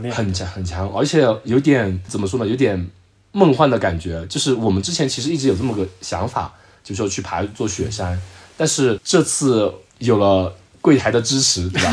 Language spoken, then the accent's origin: Chinese; Zhejiang, China; 我说：“我浙江的。”